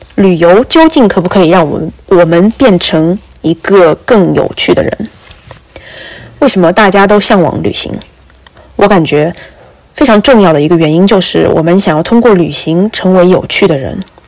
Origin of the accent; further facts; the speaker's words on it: China; also born or lived in Qatar / Morocco; now in Boston, United States; 因为我是中国人，我就是不习惯在茶里面加糖